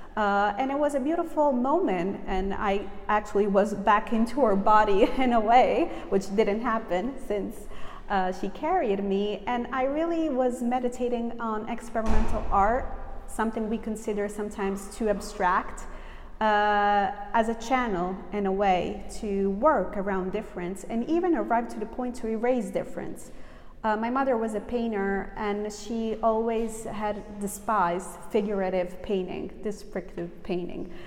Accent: Southern Italy, Italy; also born or lived in New York, United States; I was a little kid. Uh, I moved from New York to a little town in southern Italy with my mother.

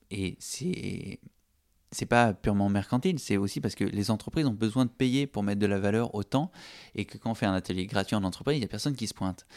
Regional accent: Toulouse, Occitania, France; je suis de Toulouse

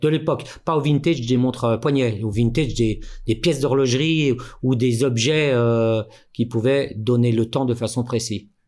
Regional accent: Mantes-la-Jolie, Île-de-France, France; moved away as an adult; also born or lived in Paris; now in Switzerland; à la base, je suis né à Paris, mhm. mais mes parents euh, avaient bougé vers Mantes-la-Jolie, une petite, enfin, hein. une petite ville de de l'Ouest parisien.

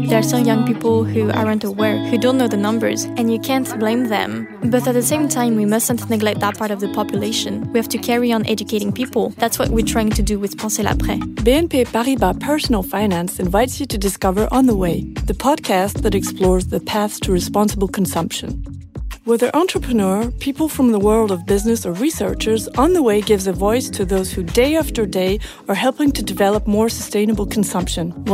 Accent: Berre-l'Étang, Provence-Alpes-Côte d'Azur, France; Very soon, I made the connection with what had happened at my hometown in Berre-l'Étang, because it was the same thing.

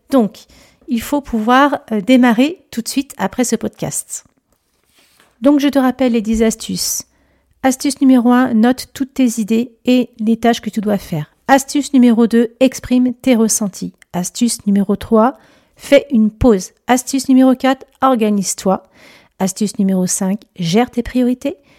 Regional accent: Lyon, Auvergne-Rhône-Alpes, France; now in Chambéry, France; je suis native de Lyon

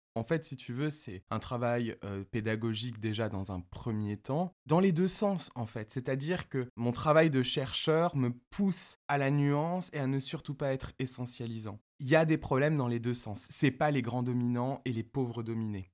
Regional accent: Paris, Île-de-France, France; mes deux parents sont tunisiens, ma famille est tunisienne, je suis né et j'ai grandi à Paris

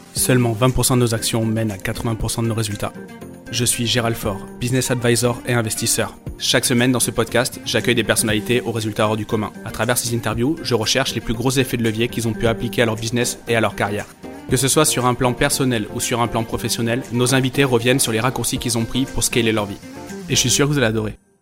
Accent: Bordeaux, Nouvelle-Aquitaine, France; en tant que bon bordelais

